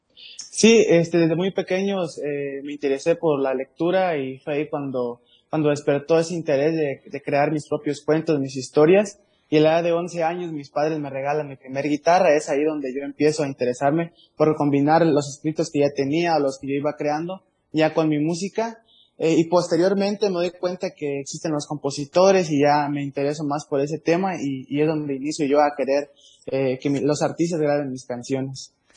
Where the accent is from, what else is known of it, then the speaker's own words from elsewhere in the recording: Paso Hondo, Chiapas, Mexico; soy de Paso Hondo, la tierra del chicharrón.